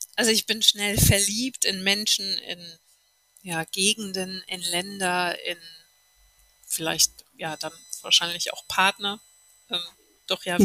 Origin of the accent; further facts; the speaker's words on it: a village an hour from Cologne, North Rhine-Westphalia, Germany; moved away as an adult; now in New Zealand; ich bin auf dem Kaff geboren, eine Stunde von Köln entfernt